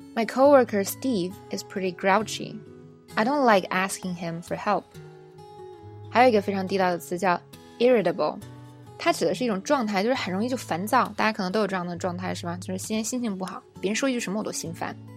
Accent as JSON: {"language": "Chinese", "country": "China", "said": "我们中国人"}